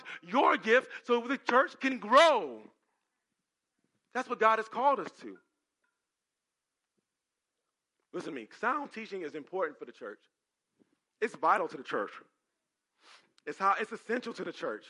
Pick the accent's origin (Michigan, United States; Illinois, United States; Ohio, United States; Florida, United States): Ohio, United States; Cleveland; I'm from Cleveland